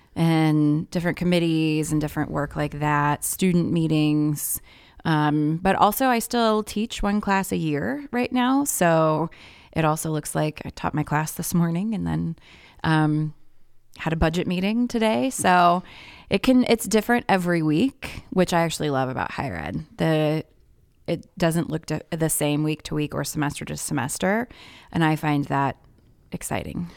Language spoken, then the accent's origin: English; Indianapolis, Indiana, United States; moved away as an adult; also born or lived in Twin Cities, Minnesota; now in Minneapolis, United States; I was born and raised pretty much in Indianapolis, Indiana, and came up here for college